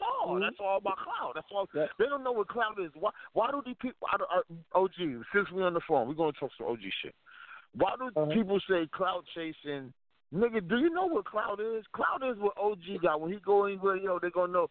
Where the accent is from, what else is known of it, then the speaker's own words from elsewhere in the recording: New Jersey, United States; moved away; also born or lived in Tacoma; I'm from Jersey